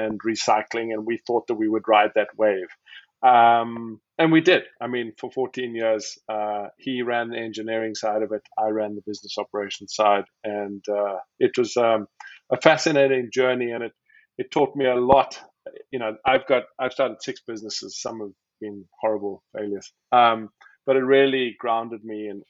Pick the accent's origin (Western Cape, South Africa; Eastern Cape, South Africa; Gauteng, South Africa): Western Cape, South Africa; Cape Town; moved away as an adult; also born or lived in Wisconsin, United States; now in Portland, United States; I'm originally from Cape Town, South Africa